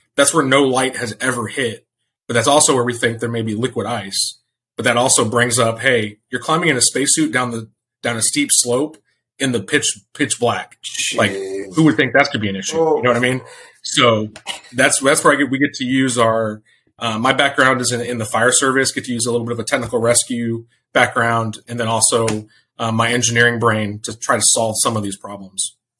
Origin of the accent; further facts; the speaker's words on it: Hill Country, just north of San Antonio, Texas, United States; moved away; I grew up in the Hill Country, just north of San Antonio